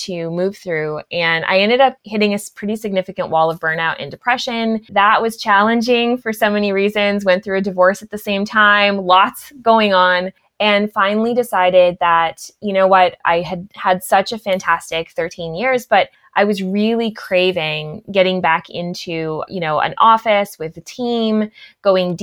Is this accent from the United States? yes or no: no; Ottawa Valley, Ontario, Canada; I grew up in the Ottawa Valley.